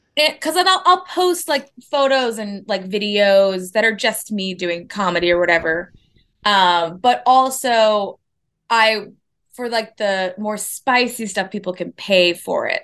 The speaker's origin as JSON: {"language": "English", "town": "Minneapolis", "region": "Minnesota", "country": "United States", "also_born_or_lived": "Boston / New York", "moved": "yes", "lives_now": "Los Angeles, United States", "said": "I'm from Minneapolis"}